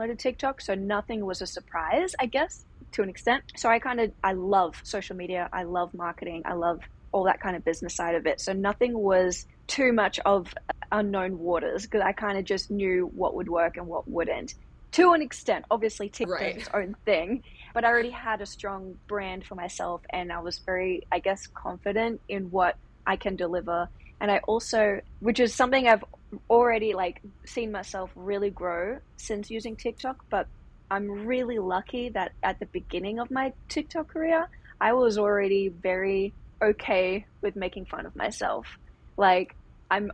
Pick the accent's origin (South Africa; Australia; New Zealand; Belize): Australia; moved away as an adult; now in Los Angeles, United States; I grew up in Australia, did all my training there.